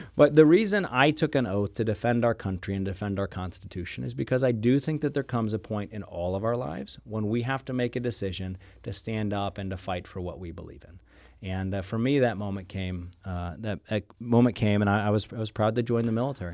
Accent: St. Louis, Missouri, United States; also born or lived in Durham, North Carolina; I was born and raised here in St. Louis

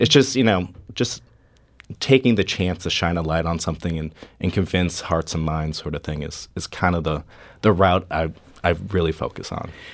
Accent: St. Louis, Missouri, United States; I want to show off my, my hometown

